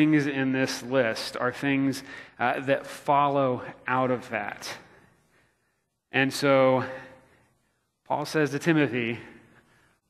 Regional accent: Florida, United States; now in Missouri, United States; growing up in Florida

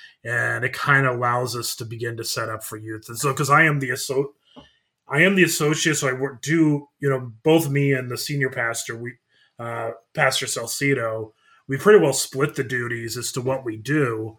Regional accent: Ankeny, Iowa, United States; I grew up in Ankeny, Iowa. Went to seminary St. Louis.

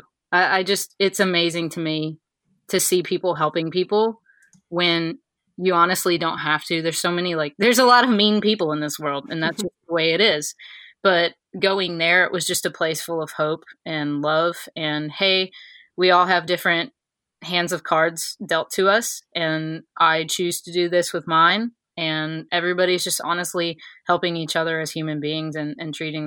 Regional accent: Texas, United States; moved away; also born or lived in Slapout, Alabama; I grew up in Texas. I'm a native Texan

